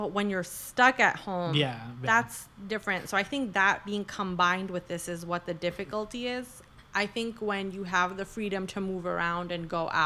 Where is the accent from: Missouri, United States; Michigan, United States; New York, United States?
New York, United States; New York City; we're from New York City